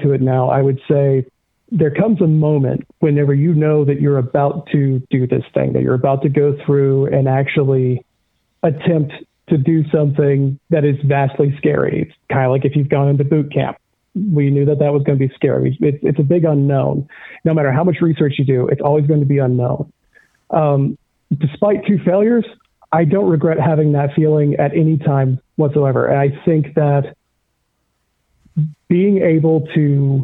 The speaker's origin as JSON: {"language": "English", "town": "Pascagoula", "region": "Mississippi", "country": "United States", "tie": "born or raised there", "also_born_or_lived": "Seattle", "said": "You're on the Navy base. That's my hometown."}